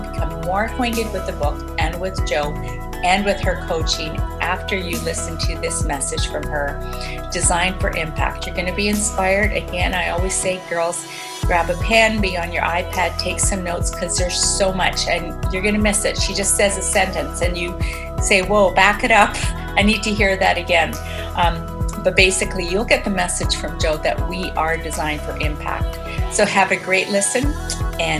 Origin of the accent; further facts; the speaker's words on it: Edmonton, Alberta, Canada; Edmonton, which is my hometown, Edmonton, Canada